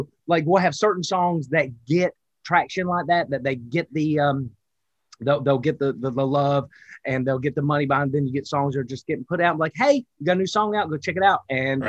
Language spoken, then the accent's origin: English; Wilkesboro, North Carolina, United States; accent: Southern; I'm from a place called Wilkesboro, North Carolina.